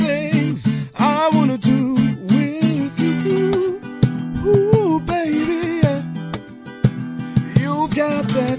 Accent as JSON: {"language": "English", "town": "Nelspruit", "region": "Mpumalanga", "country": "South Africa", "lives_now": "Johannesburg, South Africa", "said": "I'm from Nelspruit in Mpumalanga."}